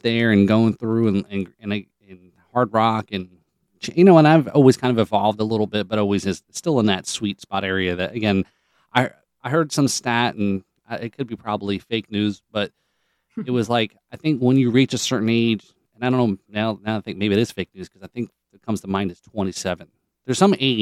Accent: Sayreville, New Jersey, United States; now in Florida, United States; So I grew up in Sayreville

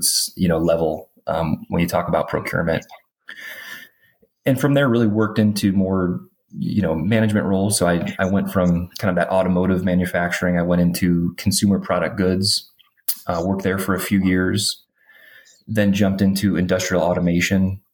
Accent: Detroit, Michigan, United States; So I grew up in Metro Detroit, like manufacturing, blue collar background.

